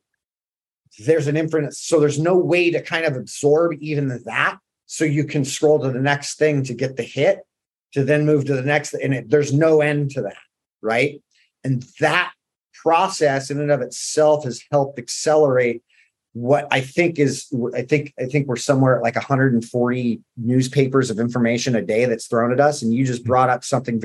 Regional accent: Southern California, United States; I grew up in Southern California

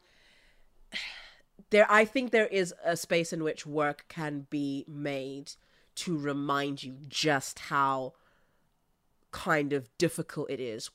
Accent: South Africa; I, I come from South Africa

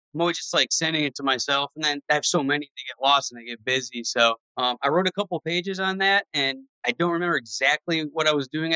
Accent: Cleveland, Ohio, United States; I grew up in Cleveland where it was white and black people

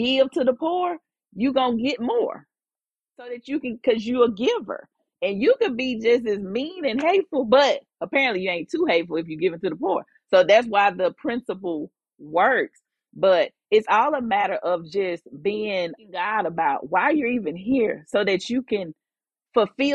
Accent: Jackson, Mississippi, United States; moved away as an adult; also born or lived in Houston, Texas; But I am from Jackson. I moved to Houston the day after I graduated from Jackson State. In Houston for 17 years. I really consider Houston like a second home, because I was there for as long as I was almost here. Like, I was here as a child, you know, up to college

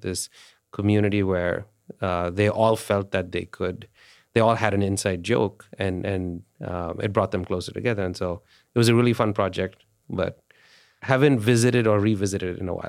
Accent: India; moved away; India, I grew up in India.

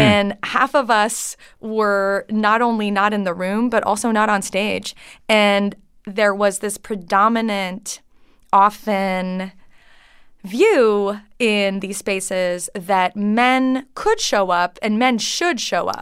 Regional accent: Canada; English is a second language; moved away as an adult; now in United States; I grew up French Canadian

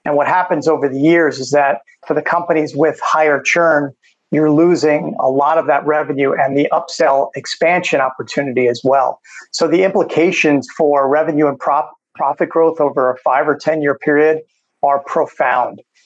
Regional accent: New York, United States; moved away as an adult; also born or lived in San Francisco, California; now in Phoenix, United States; I grew up in New York, made my way to California, worked in San Francisco for a few years, then back to New York, and then ultimately to here to Phoenix, Arizona

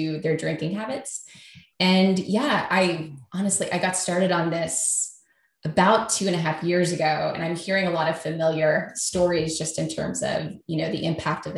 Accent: Kentucky, United States; moved away as an adult; also born or lived in New York; I moved back to Kentucky from New York to work on this, where I'm from

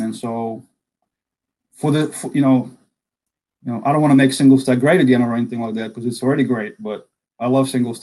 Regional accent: Samara, Samara Oblast, Russia; English is a second language; moved away as an adult; now in United States; I was born and raised in a city called Samara, or Kuybyshev was the old Soviet name

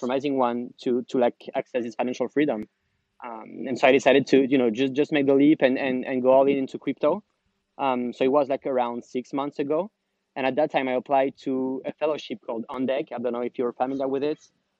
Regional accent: France; moved away as an adult; also born or lived in Paris / Amsterdam; now in San Francisco, United States; I'm originally from France

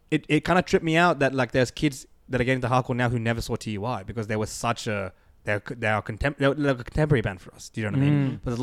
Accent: Australia; And so for me and Aaron growing up in Australia

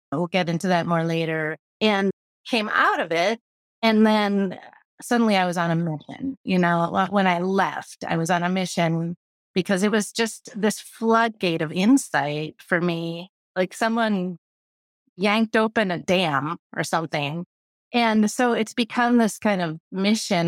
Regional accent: Midwest, United States; moved away as an adult; also born or lived in Boston; I'm from the Midwest

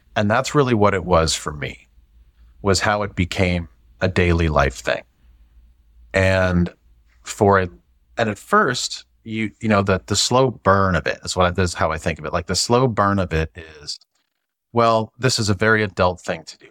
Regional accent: St. Louis, Missouri, United States; moved away as an adult; also born or lived in Atlanta / Dallas; I grew up in the Midwest, grew up in Saint Louis, you know, still a Cardinal fan.

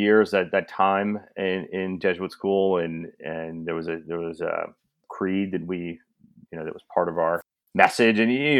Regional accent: Kansas, United States; moved away as an adult; also born or lived in Singapore; No, I'm born and raised from Kansas. My father actually went to my high school. I went to Rockhurst High School.

